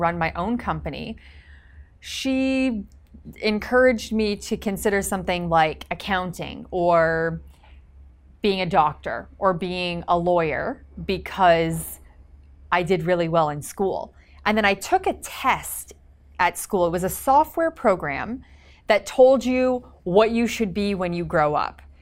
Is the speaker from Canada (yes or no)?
yes; Canada; now in Los Angeles, United States; I am a Canadian entrepreneur now living in Los Angeles